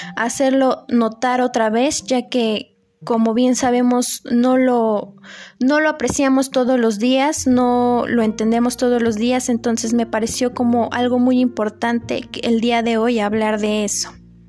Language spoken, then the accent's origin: Spanish; Mexico; como mexicanos